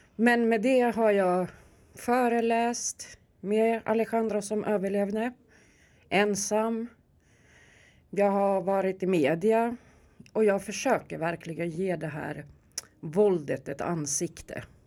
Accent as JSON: {"language": "Swedish", "town": "Stockholm", "region": "Stockholm County", "country": "Sweden", "tie": "born or raised there", "said": "jag är uppväxt här i Järva, jag är från Rinkeby. Jag är riktig Rinkebybo"}